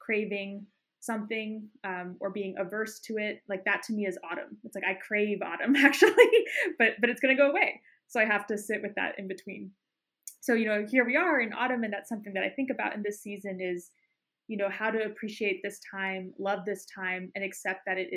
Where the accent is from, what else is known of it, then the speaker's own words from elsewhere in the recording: Boulder, Denver area, Colorado, United States; now in Oakland, United States; I grew up in the Boulder, Denver area